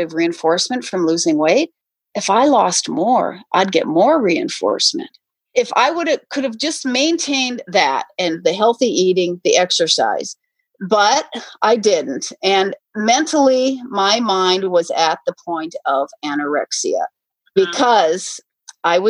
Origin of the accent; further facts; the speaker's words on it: North Dakota, United States; I grew up in North Dakota